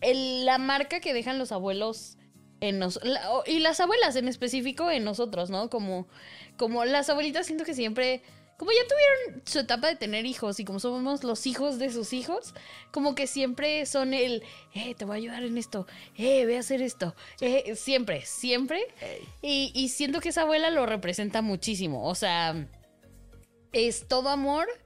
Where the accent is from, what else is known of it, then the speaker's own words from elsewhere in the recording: Mexico; a todos como mexicanos